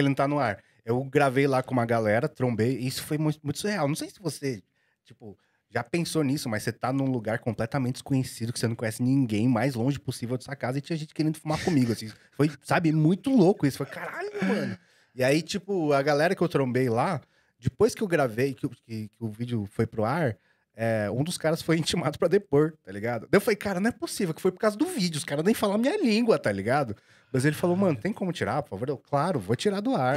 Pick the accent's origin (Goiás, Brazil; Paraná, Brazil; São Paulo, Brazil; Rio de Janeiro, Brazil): São Paulo, Brazil; Osasco; sou de Osasco, fui apreensado de Osasco a vida inteira